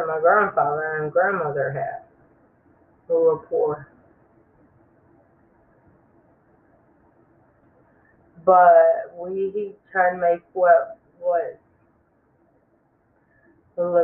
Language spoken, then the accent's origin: English; Clifton Springs, New York, United States; I was born in New York, upstate New York, a little town called Clifton Springs Hospital